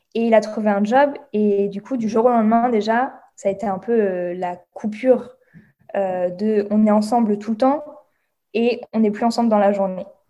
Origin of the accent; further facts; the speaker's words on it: France; accent: French; moved away as an adult; je suis bilingue mais j'ai un accent français